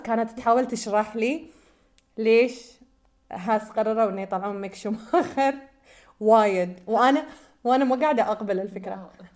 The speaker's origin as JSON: {"language": "Arabic", "country": "Bahrain", "said": "احنا من البحرين"}